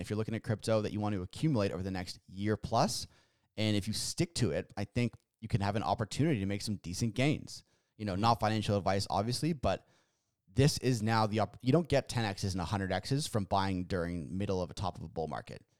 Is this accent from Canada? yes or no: yes; Canada; we're Canadian here